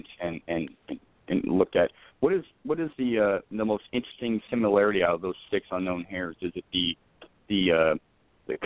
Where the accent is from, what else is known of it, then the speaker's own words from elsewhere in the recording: Scotland, United Kingdom; I'm being Scottish